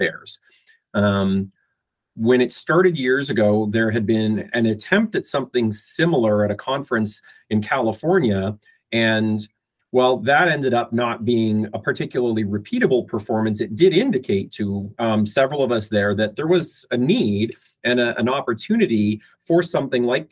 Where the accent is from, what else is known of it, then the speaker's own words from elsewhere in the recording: Fort Macleod, Alberta, Canada; I'm Canadian. I was born and raised in a little tiny town in southern Alberta called Fort McLeod.